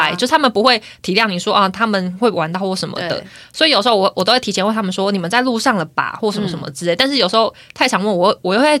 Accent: Taiwan; accent: Taiwanese Mandarin; 我刚刚是不是讲台湾国语啊？

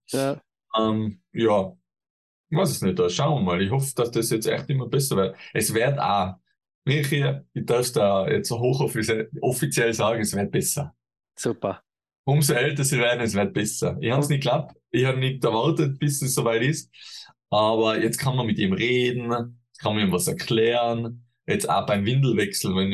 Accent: Tyrol, Austria; bei uns in Tirol sagt man, Dramhappet ist

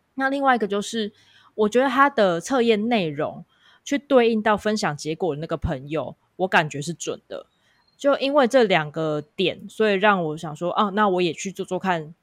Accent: Kaohsiung, Taiwan; 我是来自高雄的

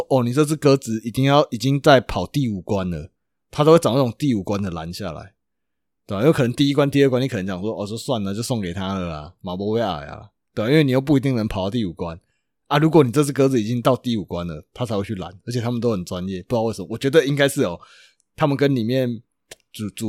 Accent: Chiayi, Taiwan; 我们是嘉义的嘛，那可能会有高雄，可能会有台北的

